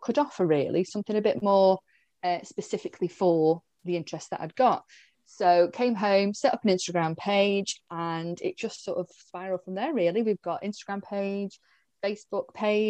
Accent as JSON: {"language": "English", "area": "Staffordshire", "region": "West Midlands", "country": "United Kingdom", "said": "I'm up in this sort of little corner of the UK, originally from Staffordshire, but I didn't move too far."}